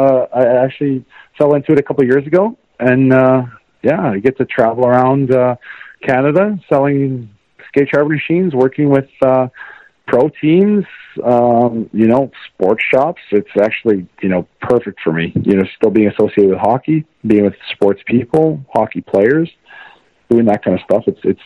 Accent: St. Louis, Missouri, United States; growing up in St. Louis and wanting to play in the NHL, and I got to, so there's no regrets at all.

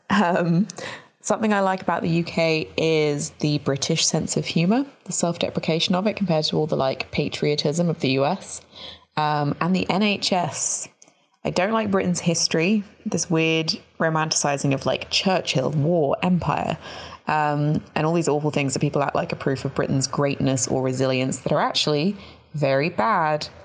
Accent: Mexico; I think those feelings are stronger than my feelings about being Mexican because I am proud to be Mexican.

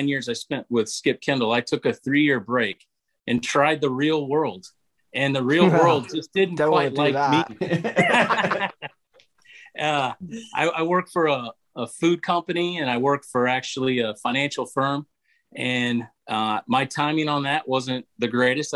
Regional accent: near Joplin, Missouri, United States; near my hometown, or near the town, near Joplin

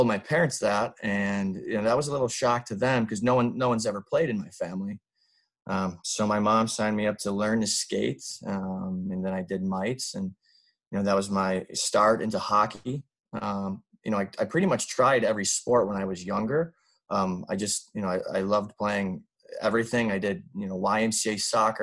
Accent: Traverse City, Michigan, United States; originally from Traverse City, Michigan. It's a small town in northern Michigan, right on Lake Michigan

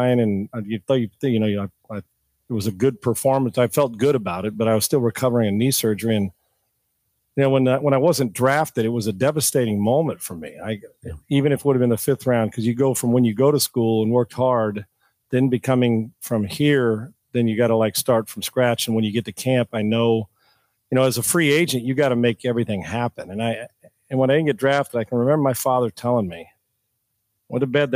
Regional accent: Escondido, California, United States; moved away as an adult; now in Houston, United States; my hometown Escondido

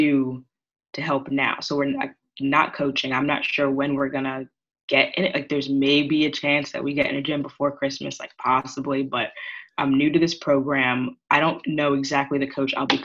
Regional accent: Long Island, New York, United States; I'm from New York. So I was on Long Island

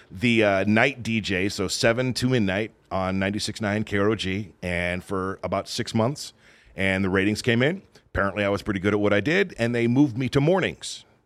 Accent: Southern California, United States; moved away as an adult; also born or lived in Oregon; I grew up in Southern California.

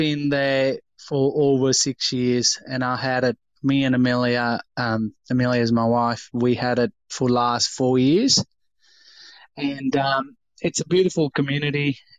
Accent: India; what nationality are you? And I tell them I'm from India.

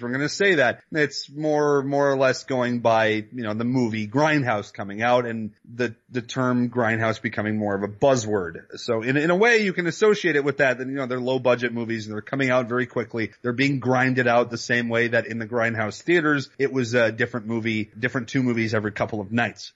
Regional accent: Canada

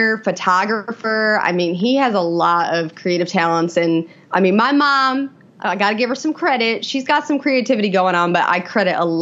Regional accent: Elkhart, Indiana, United States; moved away as an adult; now in Raleigh, United States; I am from Elkhart, Indiana, a small little town in northern Indiana

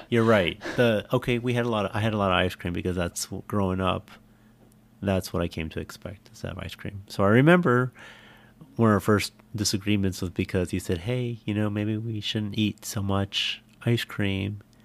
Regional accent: San Jose, California, United States; an upper middle class home in San Jose

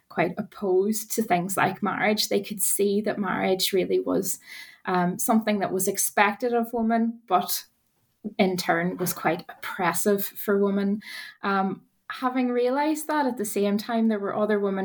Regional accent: Northern Ireland, United Kingdom; moved away as an adult; now in Wales, United Kingdom; as you might hear from my accent, I'm from Northern Ireland

